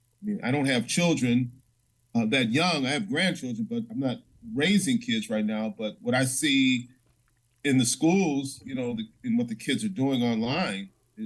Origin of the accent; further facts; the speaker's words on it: Chicago, Illinois, United States; I grew up in a in the St. Felicitas Parish, which is near Stony Island, 83rd, between 83rd and 87th Street. It was a pretty nice neighborhood. I didn't have a lot of violence as a teen.